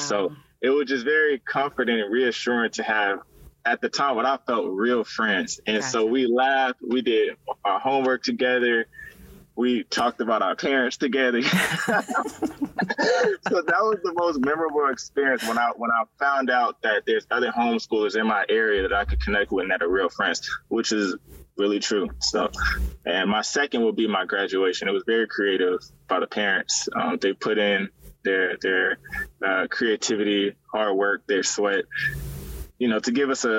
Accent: California, United States; moved away; also born or lived in Louisiana; I'm originally from California

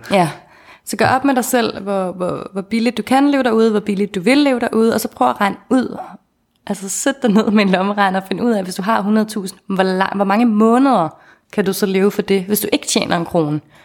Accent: Denmark; vi øh, er sindssygt taknemmelige for at være født i velfærdsstaten Danmark

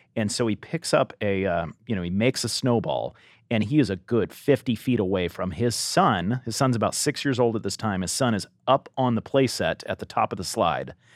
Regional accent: Southern California, United States; growing up in Southern California, I went to Harvest Crusades when I was younger

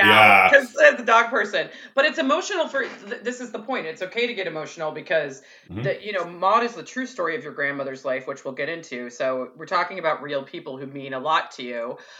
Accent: Rochester Hills, Michigan, United States; moved away; also born or lived in Los Angeles; You're not a suburban kid like me from Rochester Hills.

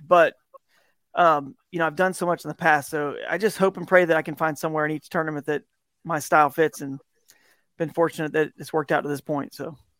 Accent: Southeast, United States; I grew up in the Southeast where you got a lot of these, these rivers in the Piedmont

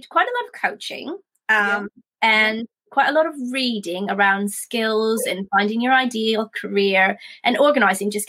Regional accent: Canada; now in United Kingdom; I'm from Canada originally

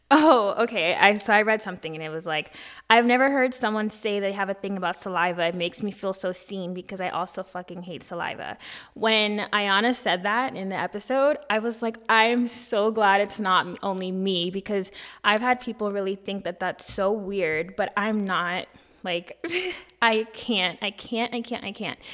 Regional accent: United States; I am from America

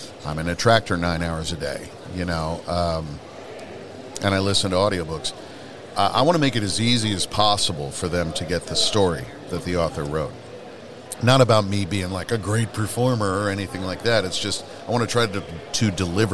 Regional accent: Indiana, United States; moved away as an adult; also born or lived in California / Ashland, Oregon; I grew up in Indiana

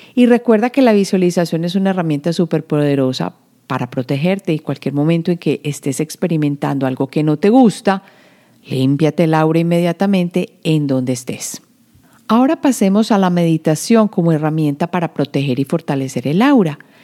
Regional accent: Medellín, Antioquia, Colombia; yo que vengo de Medellín

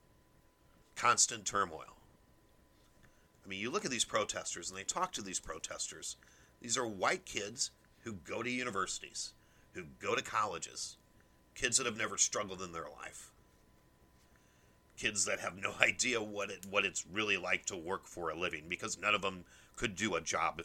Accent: United States; as an American

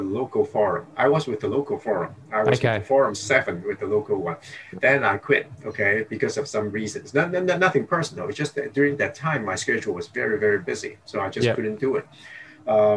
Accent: Hong Kong; now in Singapore; I was born in Hong Kong. I grew up there

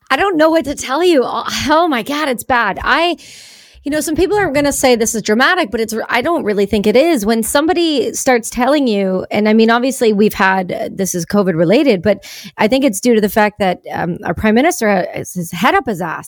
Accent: Canada; I'm a Canadian

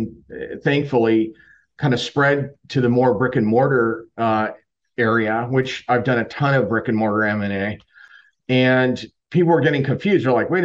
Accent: Southern California, United States; moved away as an adult; also born or lived in San Diego / Chicago; now in Tampa, United States; I'm originally from Southern California

